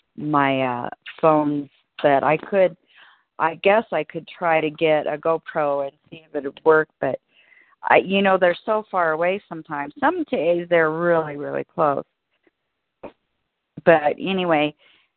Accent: Alaska, United States; now in Colorado, United States; I grew up in Alaska

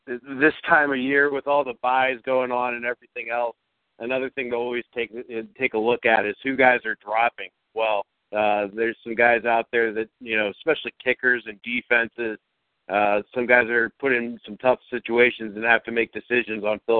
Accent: Youngstown, Ohio, United States; now in Columbus, United States; from Youngstown to C-Bus.

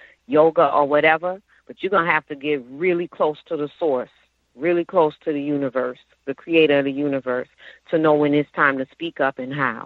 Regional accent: New Orleans, Louisiana, United States; I'm from New Orleans

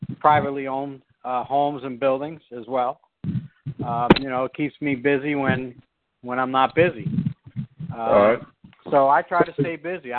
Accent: New York, United States; now in Philadelphia, United States; I'm originally from New York

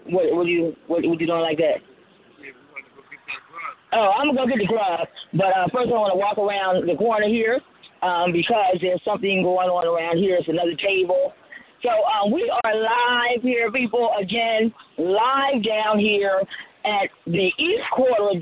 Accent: Colombia; now in United States; I was born in Colombia

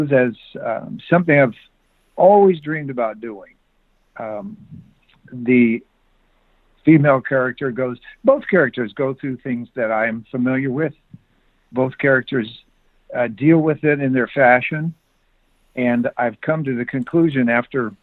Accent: Bonner Springs, Kansas, United States; now in California, United States; I live in California now, but I grew up in Bonner Springs, Kansas

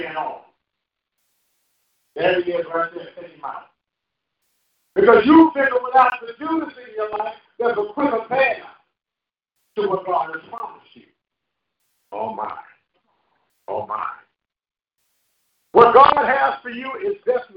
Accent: St. Louis, Missouri, United States; moved away; When I was a little kid from the project in St. Louis, Missouri

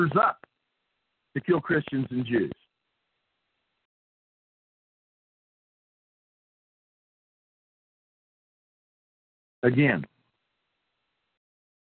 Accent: southern West Virginia, United States; born or raised there; moved away as an adult

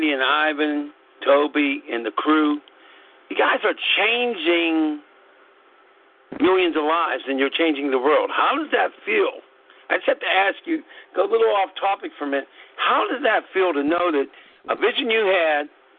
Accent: Pittsburgh, Pennsylvania, United States; I'm from Pittsburgh

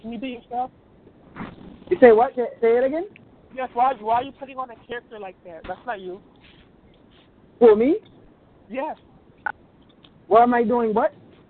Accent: Pakistan; I'm from Pakistan.

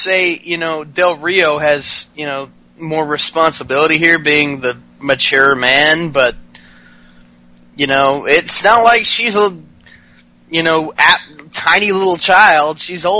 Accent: Glasgow, Scotland, United Kingdom; We're from Glasgow, Scotland.

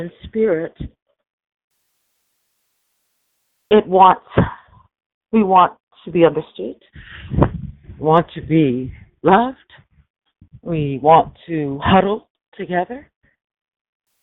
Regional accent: United States; We're from the United States. We're a first world country

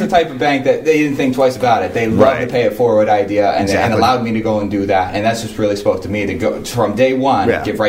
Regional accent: Erie, Pennsylvania, United States; moved away; So I was originally from Erie, Pennsylvania.

